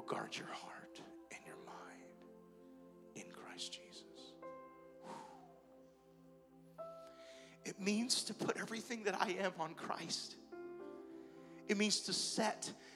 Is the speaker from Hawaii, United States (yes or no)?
yes; Hawaii, United States; I'm Italian, yet I was born and raised in Hawaii